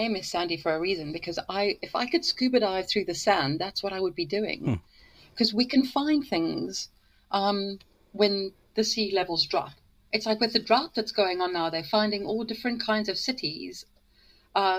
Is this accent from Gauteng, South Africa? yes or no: yes; near the Sterkfontein Caves, Gauteng, South Africa; moved away as an adult; now in United Kingdom; I'm from Africa. I'm, in fact, I was brought up about 10 minutes away from the Sterkfontein Caves